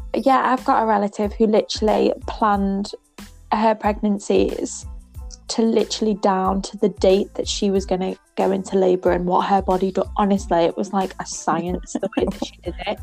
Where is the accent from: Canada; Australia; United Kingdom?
United Kingdom; England; I'm your English nanny